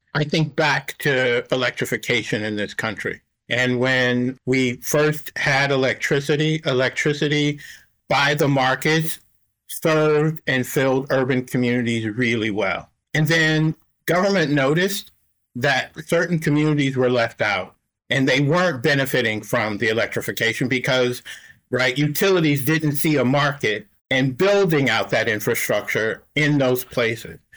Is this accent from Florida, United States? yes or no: no; New Orleans, Louisiana, United States; moved away; I'm from New Orleans originally, right? And my mother and our family uh, went through Katrina